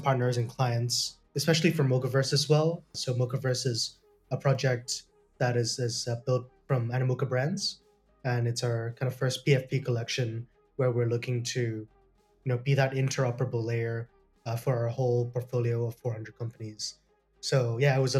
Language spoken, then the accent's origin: English; Hong Kong; also born or lived in Toronto, Canada / United Kingdom; I was born in Canada, in Toronto. Came back to Hong Kong when I was pretty young, so I was based here since I was 4 years old. So I've been here most of my life.